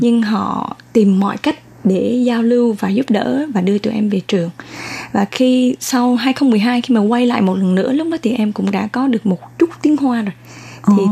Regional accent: Da Nang, Vietnam; moved away as an adult; now in Taiwan; Em uh, uh, sinh ra và lớn lên ở Đà Nẵng

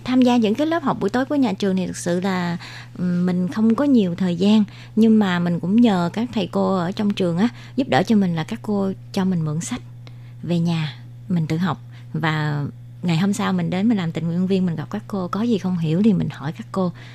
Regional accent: Vietnam; moved away as an adult; now in Taoyuan, Taiwan; đến từ Việt Nam, à, mình đến Đài Loan được 20 năm rồi

